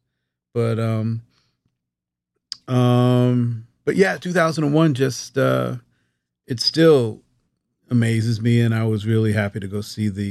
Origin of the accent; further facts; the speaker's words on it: Newark, New Jersey, United States; moved away; also born or lived in Roselle, New Jersey; growing up, it was Newark